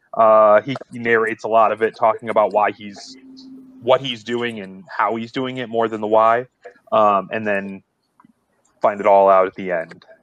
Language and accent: English; Akron, Ohio, United States; I'm from Akron